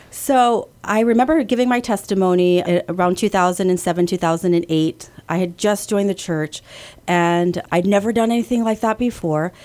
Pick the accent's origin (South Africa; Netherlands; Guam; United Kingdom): Guam; also born or lived in California; I was born in California, but raised here in Guam